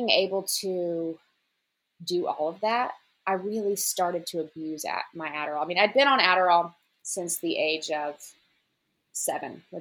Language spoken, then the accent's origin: English; Memphis, Tennessee, United States; moved away as an adult; also born or lived in New York; So, I'm from Memphis, Tennessee, home of the blues.